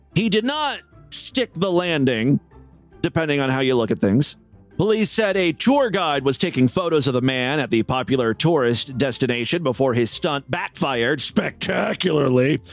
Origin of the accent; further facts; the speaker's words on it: Ohio, United States; my home state here uh, in Ohio